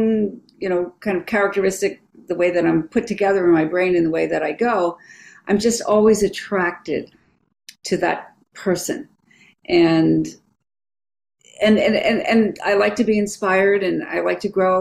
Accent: East Coast, United States; now in San Francisco, United States; I'm from the East Coast

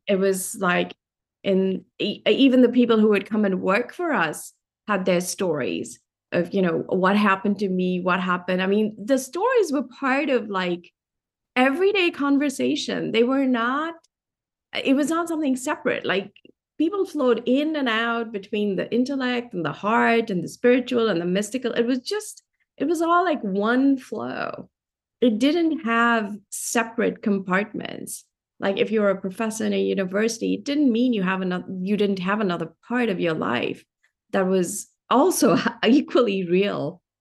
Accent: Delhi, India; moved away; I grew up in India. I grew up in Delhi.

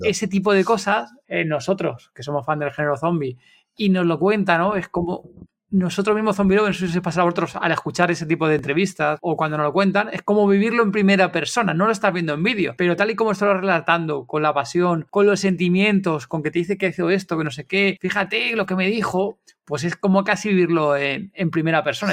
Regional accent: Spain; somos españoles

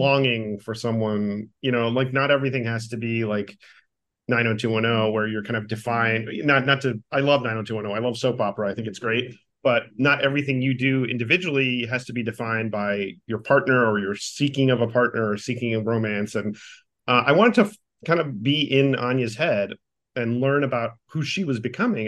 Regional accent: Miami, Florida, United States; as a Cuban American kid, like, growing up in Miami

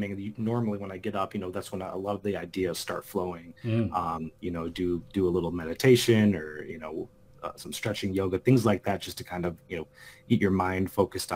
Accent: Chicago, Illinois, United States; I'm calling in from Chicago, Illinois. And, you know, grown up here my entire life

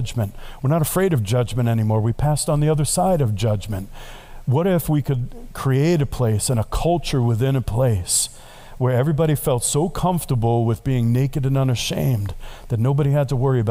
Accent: New York, United States; now I'm from New York

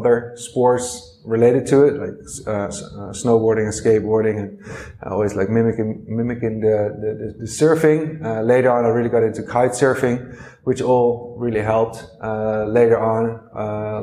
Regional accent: Netherlands; I'm from the Netherlands, and I've come from a family of five

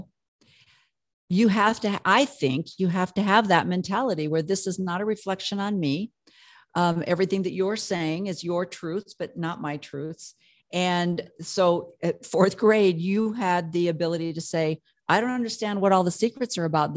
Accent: Midwest, United States; I come from the Midwest

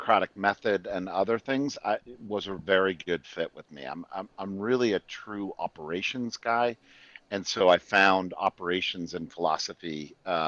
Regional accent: Connecticut, United States; also born or lived in Washington, D.C. area; now in Austin, United States; I grew up in Connecticut

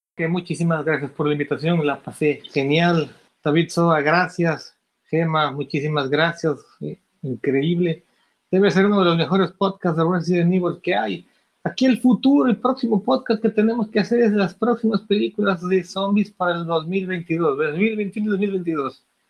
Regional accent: Ecuador; Yo llevo la comunidad de zombies aquí en mi país, que es Ecuador.

